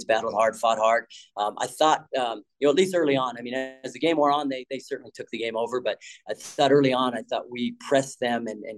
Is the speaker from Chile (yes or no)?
no; Colorado, United States; moved away as an adult; also born or lived in Washington; now in Alabama, United States; growing up in Colorado